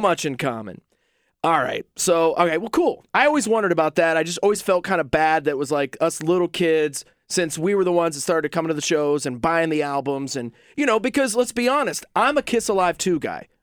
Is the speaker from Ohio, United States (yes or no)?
yes; Southeastern Ohio, United States; I'm from Southeastern Ohio.